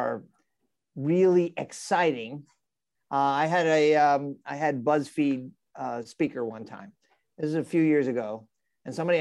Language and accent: English; New York City, New York, United States; I'm a New Yorker